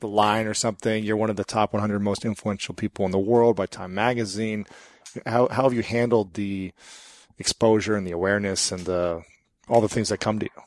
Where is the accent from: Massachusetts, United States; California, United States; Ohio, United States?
Ohio, United States; Columbus; I'm from Columbus, where Victoria's Secret and Limited is at.